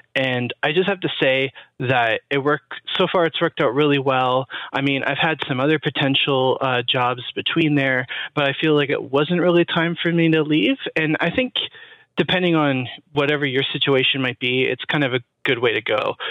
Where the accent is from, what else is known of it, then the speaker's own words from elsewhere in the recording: Toronto, Ontario, Canada; I'm actually from Toronto